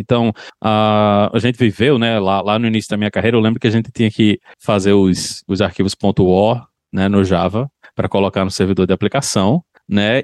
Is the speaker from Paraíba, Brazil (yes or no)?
yes; João Pessoa, Paraíba, Brazil; moved away as an adult; Nasci em João Pessoa.